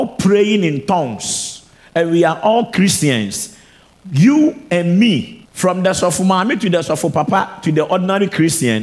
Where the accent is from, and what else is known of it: Ghana